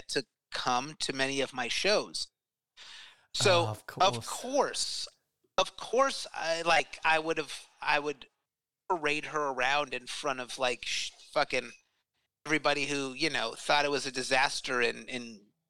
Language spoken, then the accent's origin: English; Tucson, Arizona, United States; moved away; my hometown of Tucson